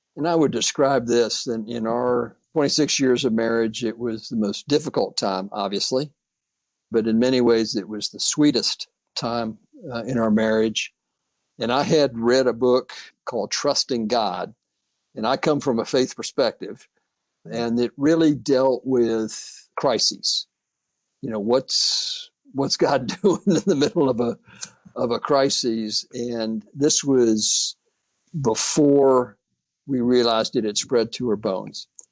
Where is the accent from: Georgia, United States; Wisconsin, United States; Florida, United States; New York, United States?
Florida, United States; returned to my home state, uh, Florida